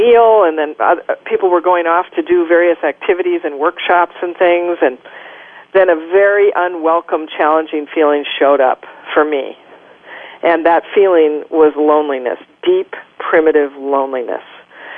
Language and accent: English; Minnesota, United States; I grew up in Minnesota